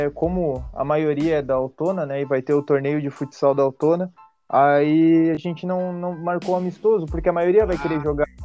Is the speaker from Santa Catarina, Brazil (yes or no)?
no; São Borja, Rio Grande do Sul, Brazil; É, eu, eu sou de São Borja